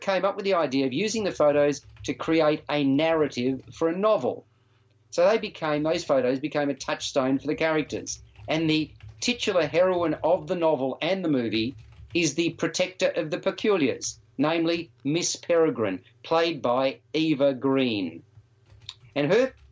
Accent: Melbourne, Victoria, Australia; Melbourne when obviously my hometown

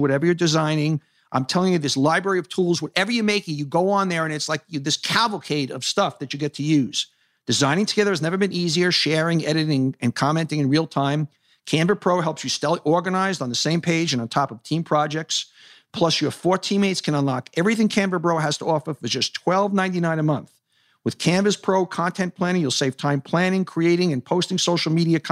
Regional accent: New York City, New York, United States; I grew up in Hollis Hills, 212th Street, 85th Avenue

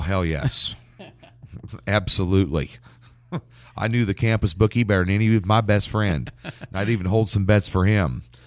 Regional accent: Lincoln, Nebraska, United States; moved away as an adult; now in Kansas City, United States; Lincoln, Nebraska, where I, I, I've lived up until the last two years where I moved to Kansas City, and I still call Lincoln my hometown

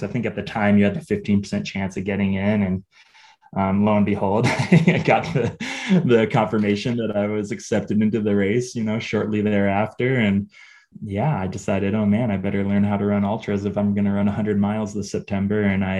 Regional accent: Northeastern Ohio, United States; moved away as an adult; also born or lived in Missoula, Montana; I grew up in Northeastern Ohio playing ball sports and not running at all or doing any sort of endurance activity.

